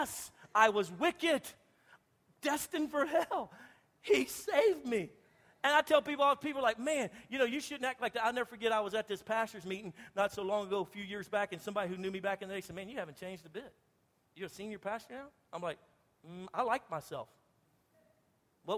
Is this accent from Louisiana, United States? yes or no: yes; Louisiana, United States; I'm from Louisiana. We love to fish.